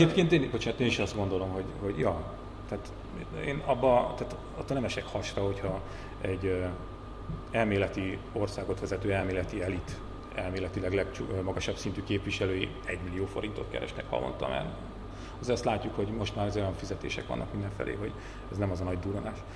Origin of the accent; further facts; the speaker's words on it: Borsod-Abaúj-Zemplén, Hungary; a leggazdagabb környékeken, ahonnan én is származom, Borsodabói, Zemplén megye, Nógrád, Kis Baranya